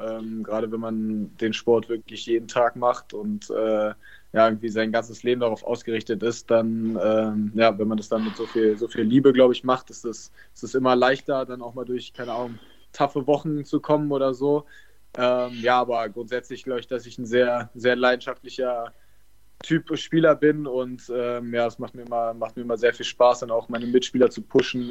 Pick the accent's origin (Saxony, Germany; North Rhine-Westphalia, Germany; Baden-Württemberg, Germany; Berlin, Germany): Berlin, Germany; Ich bin Berliner, bin in Berlin aufgewachsen